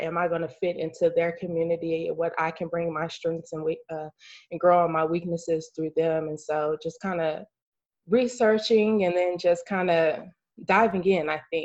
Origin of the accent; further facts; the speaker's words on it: Lawton, Oklahoma, United States; moved away as an adult; now in Dallas, United States; I am a native Oklahoman. I'm originally from Lawton, Oklahoma.